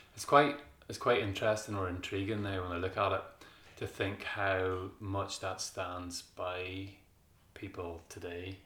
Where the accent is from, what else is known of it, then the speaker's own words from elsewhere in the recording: Kilkeel, Northern Ireland, United Kingdom; I'm from Kilkeel